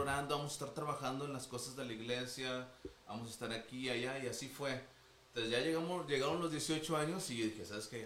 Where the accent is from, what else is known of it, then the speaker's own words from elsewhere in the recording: Monterrey, Nuevo León, Mexico; aquí, de aquí somos de Monterrey. Este, de San Pedro casi